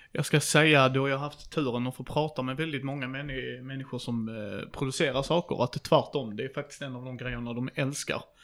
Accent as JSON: {"language": "Swedish", "region": "Skåne", "country": "Sweden", "said": "jag är skåning"}